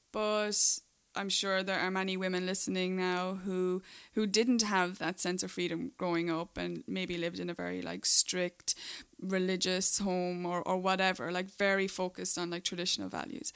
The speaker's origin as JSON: {"language": "English", "country": "Ireland", "also_born_or_lived": "Dubai", "moved": "as an adult", "lives_now": "Los Angeles, United States", "said": "I'm the one with the accent. Uh, I'm Irish"}